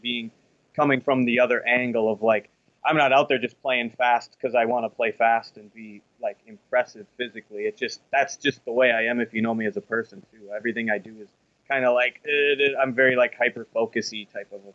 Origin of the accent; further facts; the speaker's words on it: Minnesota, United States; my home state here